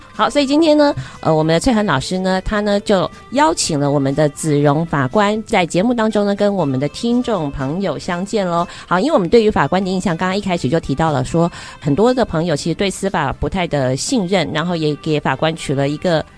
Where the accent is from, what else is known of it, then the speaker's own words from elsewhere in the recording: Taiwan; first language Chinese; 我自己也觉得我是一个中文比较好的台湾人